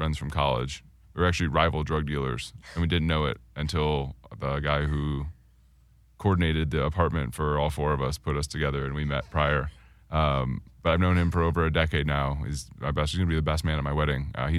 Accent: Michigan, United States; moved away; I grew up in Michigan.

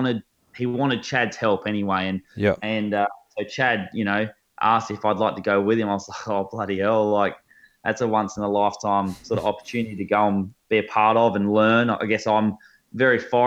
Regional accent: Australia; as Australian bow hunters

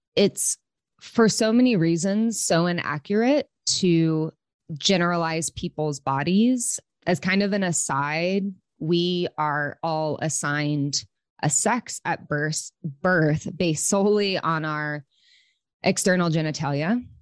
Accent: Oklahoma City, Oklahoma, United States; moved away as an adult; also born or lived in Los Angeles; I'm from Okla, Oklahoma City

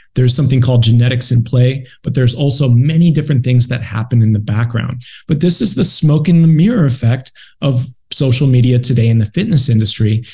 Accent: Buffalo, New York, United States; moved away as an adult; also born or lived in San Diego, California; I ended up moving from Buffalo, New York, my hometown, where I spent my first 24 years on this earth, out to San Diego, California.

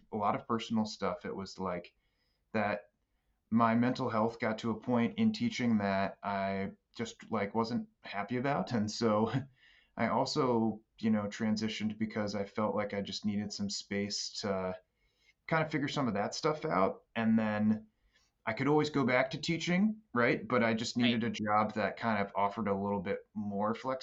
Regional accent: Baltimore, Maryland, United States; moved away as an adult; also born or lived in Boston area; I'm from Baltimore originally

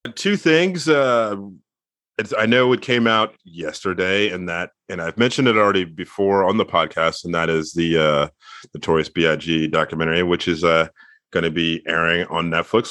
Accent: Mid-Atlantic, United States; I'm from the Mid-Atlantic

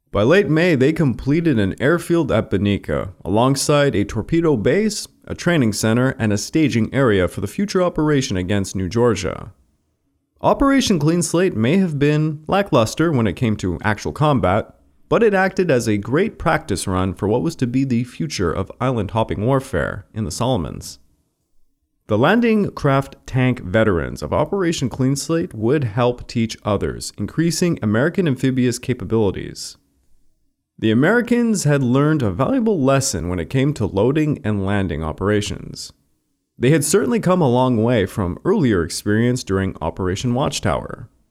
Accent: Montreal, Quebec, Canada; I am from Montreal myself

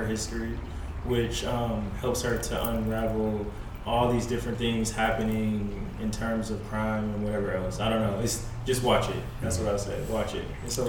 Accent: New York, United States; now in California, United States; because I'm also here from New York

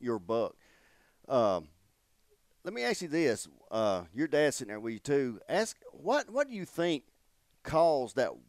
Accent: United States; Landon and I do because we're from Calhoun County, so in your area and all.

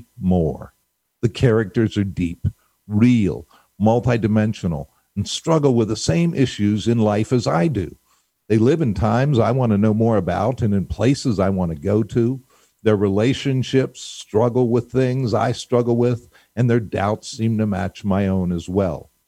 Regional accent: Pittsburgh, Pennsylvania, United States; I happened to have the good fortune of growing up in Pittsburgh

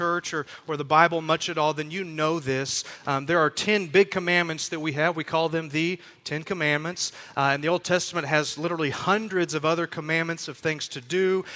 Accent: Texas, United States; we're from Texas

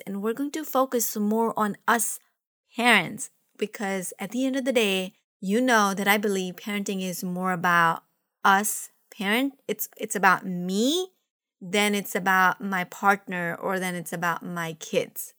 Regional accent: Mumbai, Maharashtra, India; now in United States; I was from Mumbai

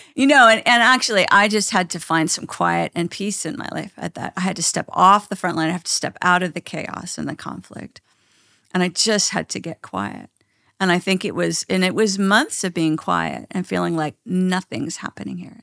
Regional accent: Canada; I'm Canadian

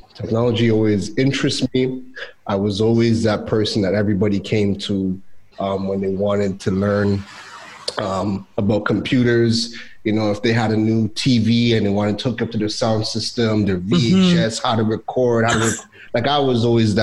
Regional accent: Toronto, Ontario, Canada; moved away as an adult; also born or lived in Trinidad; I was born in Trinidad, left at 2 weeks old. We moved to Toronto, and I lived in Toronto for 29 years.

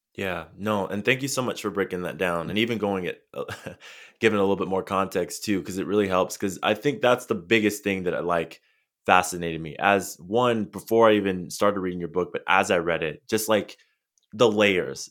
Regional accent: San Diego, California, United States; I'm, I'm originally from San Diego. I live in Southern California, and I grew up just a few minutes from the border

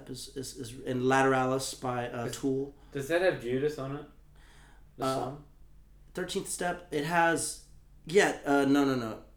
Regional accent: Texas, United States; also born or lived in Colorado; people from my hometown are into the Cowboys, right? Because I'm from Texas.

